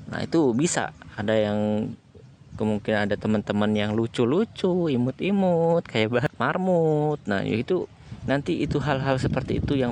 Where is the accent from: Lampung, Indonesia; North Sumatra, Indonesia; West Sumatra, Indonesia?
Lampung, Indonesia; Kalianda; born there; saya lahir di Kalianda Lampung Selatan di 28 tahun yang lalu